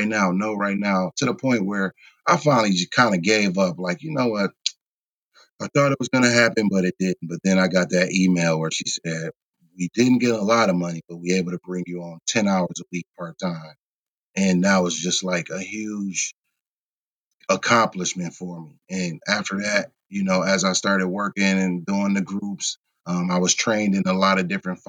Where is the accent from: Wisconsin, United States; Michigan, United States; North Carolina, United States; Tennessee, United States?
Wisconsin, United States; Kenosha; I'm from Kenosha.